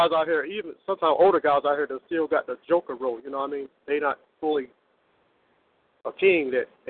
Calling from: Norfolk, Virginia, United States; I'm from Virginia, the Norfolk, Virginia Beach area.

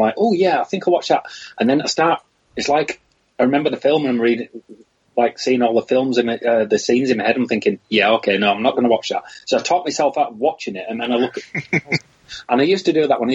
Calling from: Baildon, Yorkshire and the Humber, United Kingdom; I'm calling from Bailden in Bradford, West Yorkshire.

